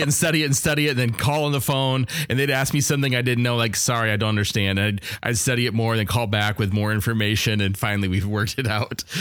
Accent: Wisconsin, United States; I'm from Wisconsin

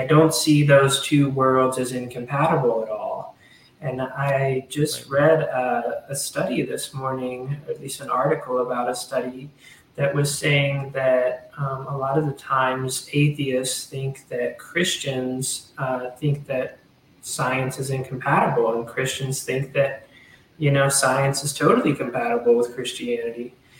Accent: Southern United States, United States; I guess, an homage to my home and just growing up in the South

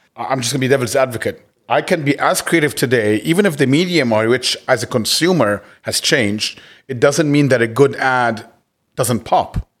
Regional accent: Cairo, Cairo Governorate, Egypt; moved away as an adult; also born or lived in United States; I grew up in Cairo all my life and left to, to school in the States at nineteen

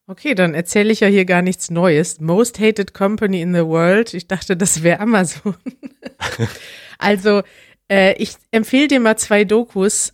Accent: Germany; In meiner Kindheit gab es in Deutschland

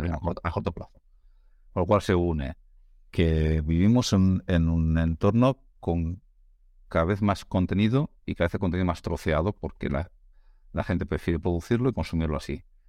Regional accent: Navarre, Spain; now in Catalonia, Spain; soy un, navarro viviendo en, Cataluña

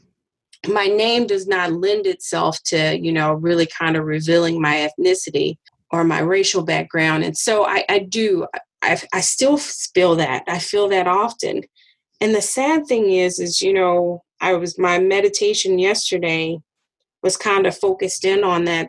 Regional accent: Arkansas, United States; moved away; growing up in Arkansas

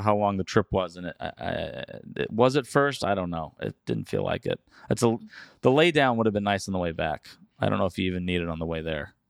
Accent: United States; As an American

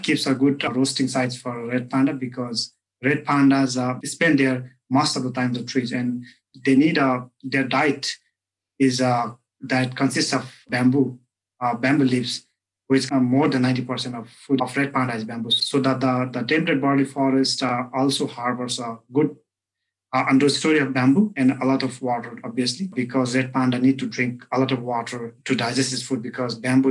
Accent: eastern Nepal, Nepal; I'm originally from Eastern Nepal.

